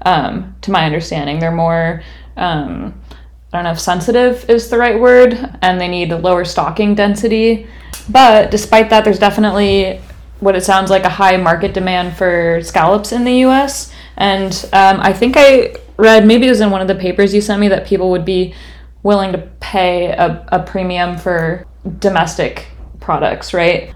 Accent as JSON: {"language": "English", "region": "West Coast", "country": "United States", "moved": "yes", "said": "I'm from the West Coast and that is how I learned to pronounce it."}